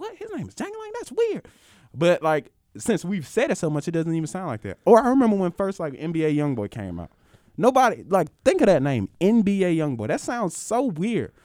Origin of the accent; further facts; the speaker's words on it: Mississippi, United States; I'm from Mississippi